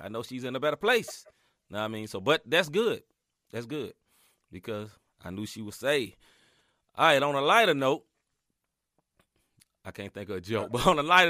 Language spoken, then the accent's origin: English; Chicago, Illinois, United States; I'm from Chicago. We freeze everything.